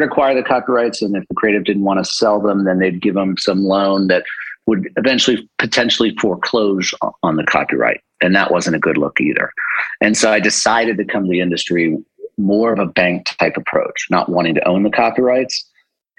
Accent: Washington, District of Columbia, United States; I was first generation American born here in the D.C. area, born and raised there

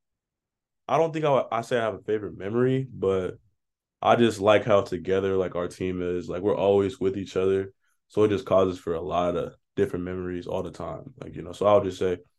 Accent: Denver, Colorado, United States; moved away as an adult; now in Ames, United States; I'm from Denver, Colorado.

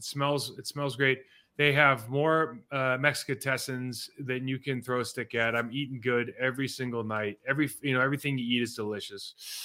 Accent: California, United States; now in Texas, United States; I used to be from California. I'm from Texas now.

